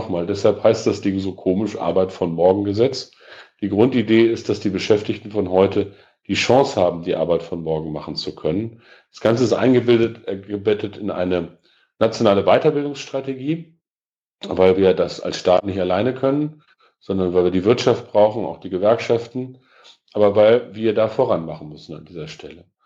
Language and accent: German; Peine, Lower Saxony, Germany; Ich bin im 1. Mai groß geworden ähm, und das ist in meiner Heimatstadt in Peine meistens gewesen, große Mai-Kundgebung äh, und dann ordentliches Familienfest.